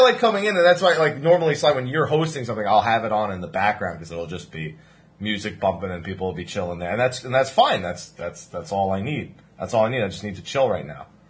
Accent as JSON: {"language": "English", "region": "New Jersey", "country": "United States", "said": "I'm from New Jersey"}